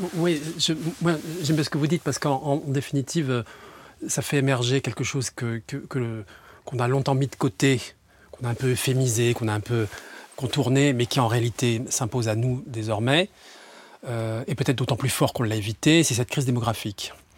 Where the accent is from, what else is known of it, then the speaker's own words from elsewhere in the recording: near Aix-en-Provence, Provence-Alpes-Côte d'Azur, France; moved away as an adult; now in Paris, France; moi je suis un méridional au départ. je suis né du côté d'Aix-en-Provence.